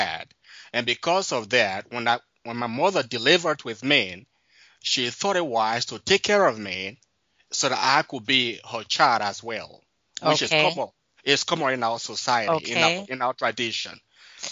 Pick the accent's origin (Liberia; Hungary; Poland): Liberia; moved away; also born or lived in Ivory Coast / Guinea; I grew up in Liberia